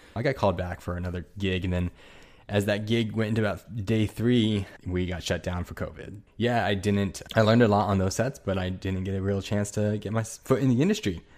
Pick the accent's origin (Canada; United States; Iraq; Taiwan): United States; Ontario, California; moved away; also born or lived in New York / Los Angeles; I go to school and grew up in Southern California and place, a little place called Ontario, California.